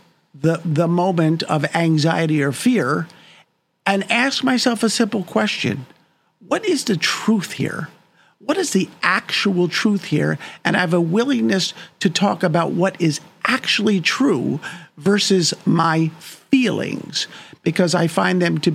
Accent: New York, United States; also born or lived in New Jersey; I lived in New York most of my life.

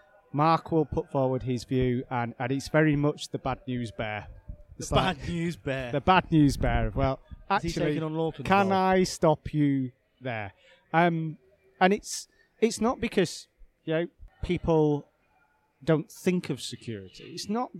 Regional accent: United Kingdom

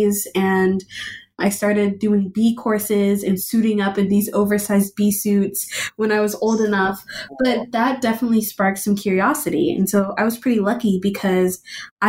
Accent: Austin, Texas, United States; I am born and raised in Austin, Texas

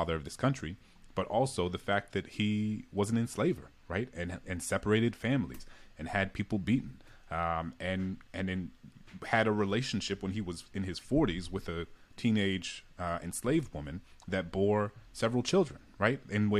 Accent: the South, United States; I think for me growing up in the South, it was like slavery was this thing that happened in the South and didn't happen in the North

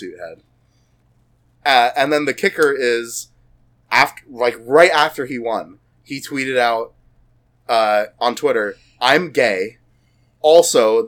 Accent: United States; We're American

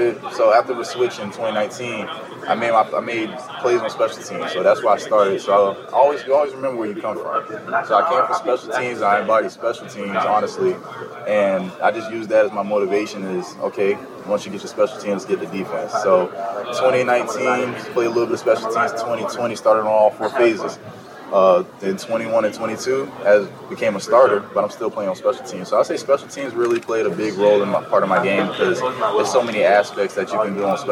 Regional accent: Kingstree, South Carolina, United States; where I come from King Street, South Carolina, a small rural town area

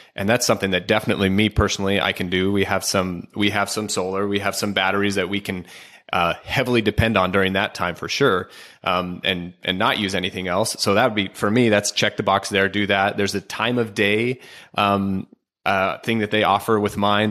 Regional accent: Oregon, United States; I'm from Oregon

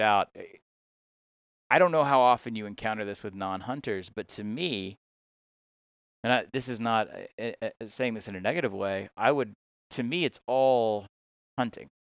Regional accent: Georgia, United States; moved away as an adult; also born or lived in Mississippi; now in Tennessee, United States; I'm originally from Georgia

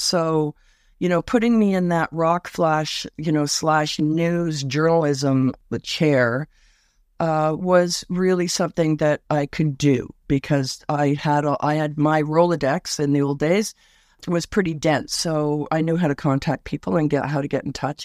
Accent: Toronto, Ontario, Canada; moved away; also born or lived in West Coast; I was born in Scarberia, uh, Scarborough, Ontario, just outside Toronto

